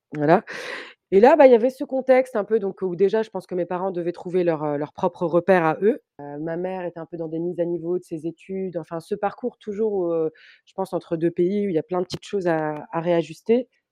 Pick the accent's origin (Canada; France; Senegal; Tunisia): Tunisia; Tunis, Tunis Governorate; J'ai grandi à Tunis, dans un quartier qui s'appelle Denden, pas très loin du Bardo.